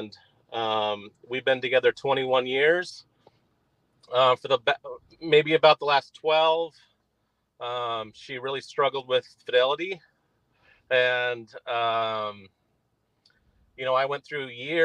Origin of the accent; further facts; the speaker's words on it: Utah, United States; I'm from Utah originally